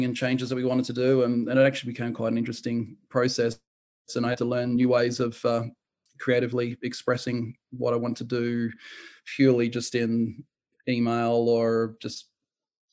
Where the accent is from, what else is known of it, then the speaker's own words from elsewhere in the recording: New Zealand; I was born in New Zealand, and we had a cinema just 100 meters down the road that my grandfather would take me